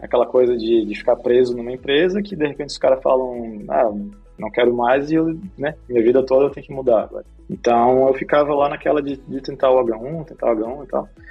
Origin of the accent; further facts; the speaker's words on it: Florianópolis, Santa Catarina, Brazil; moved away as an adult; also born or lived in Rio de Janeiro / California; now in Portugal; Eu sou do Rio de Janeiro, mas na verdade passei a maior parte da minha vida em Floripa